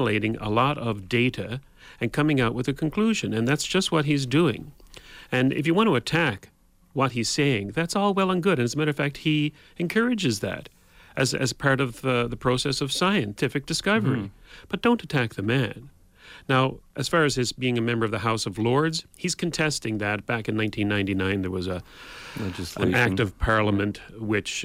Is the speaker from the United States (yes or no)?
no; Canada; we in Canada